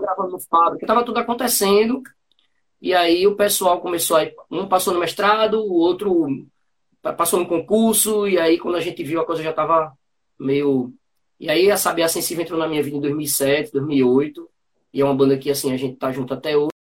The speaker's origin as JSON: {"language": "Portuguese", "town": "Bezerros", "region": "Pernambuco", "country": "Brazil", "tie": "born or raised there", "also_born_or_lived": "Bonito, Pernambuco", "said": "da minha terra, do, de Bezerros"}